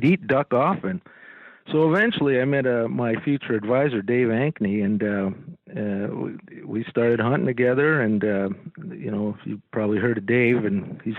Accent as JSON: {"language": "English", "town": "Montreal", "region": "Quebec", "country": "Canada", "tie": "born or raised there", "said": "I grew up in Montreal"}